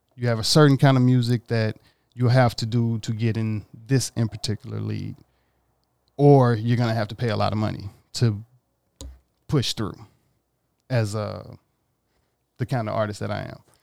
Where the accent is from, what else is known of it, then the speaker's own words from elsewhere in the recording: Mississippi, United States; now in Los Angeles, United States; I grew up in Mississippi